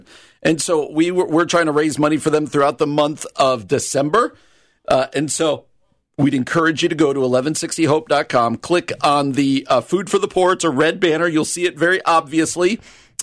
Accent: New Jersey, United States; moved away; I grew up in New Jersey

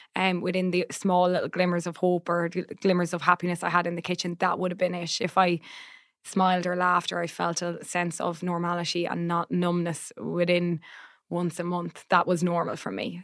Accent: Ireland; as an Irish person

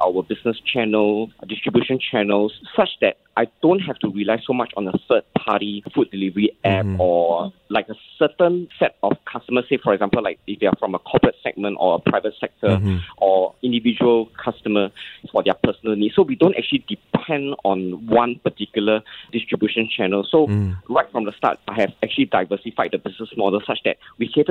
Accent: Singapore; I'm Singaporean Chinese and I grew up in a Peranakan household

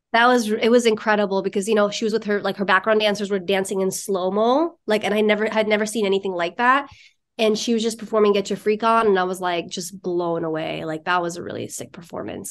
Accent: New York, United States; I'm from New York

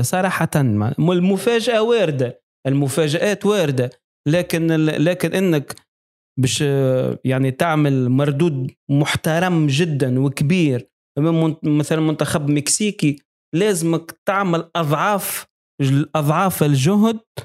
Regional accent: Tunisia; accent: Tunisian; بلهجتنا ال- ال- ال- التونسية

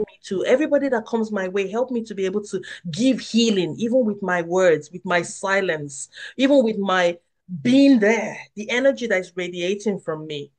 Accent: Nigeria; moved away; I grew up in Nigeria

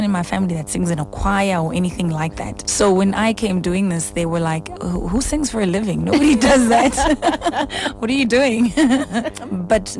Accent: Daveyton, Gauteng, South Africa; I'm from Ekurhuleni, Daveyton, east of Johannesburg, about, 35 clicks from here. So I had a great upbringing

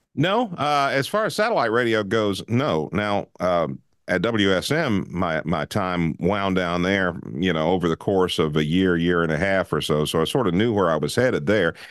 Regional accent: Nashville, Tennessee, United States; I grew up in Nashville

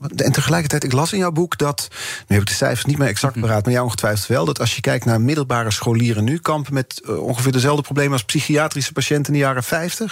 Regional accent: Netherlands; als Nederlanders

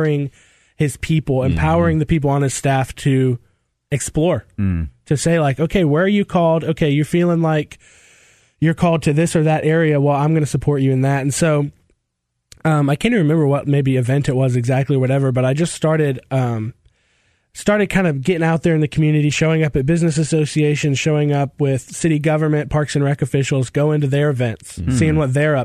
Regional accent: Marietta, Georgia, United States; also born or lived in Kennesaw / Acworth; I'm from here. I was born in Kennistone Hospital, and I've never lived more than like 20 miles from there. So Kennesaw, Ackworth, Marietta, that's always been home for me.

